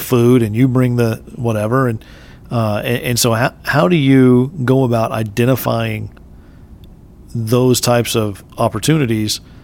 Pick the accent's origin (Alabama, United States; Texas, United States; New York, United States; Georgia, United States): Texas, United States; I'm native Texan